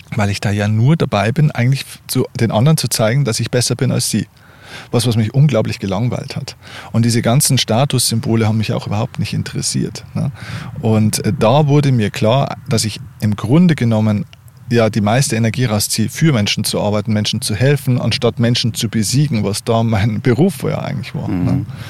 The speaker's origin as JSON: {"language": "German", "region": "Lower Bavaria", "country": "Germany", "tie": "born or raised there", "said": "ich bin in Deutschland, in Bayern geboren."}